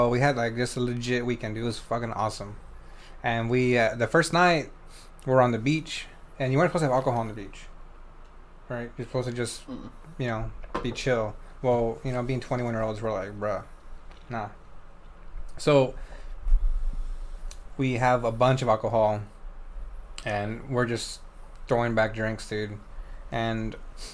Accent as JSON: {"language": "English", "town": "San Antonio", "region": "Texas", "country": "United States", "said": "We're from San Antonio."}